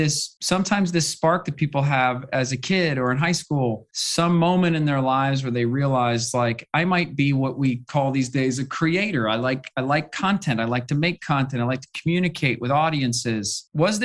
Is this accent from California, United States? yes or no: yes; Bay Area, California, United States; I also grew up in the Bay Area. I was also first generation, parents from Ireland.